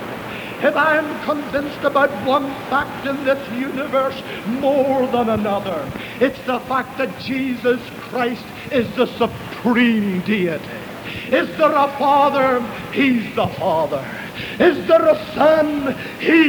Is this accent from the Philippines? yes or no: no; Ireland; moved away; I was raised in Roman Catholic Ireland